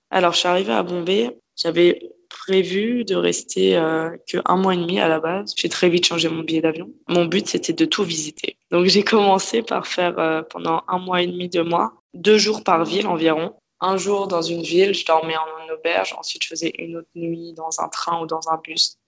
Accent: Paris, Île-de-France, France; moved away as an adult; now in Australia; Je suis née à Paris. J'ai vécu à Paris dans le 11e arrondissement, à côté de Bastille avec euh, mes parents

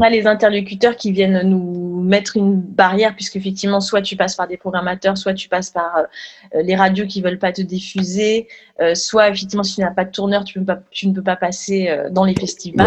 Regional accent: France; qu'on est français

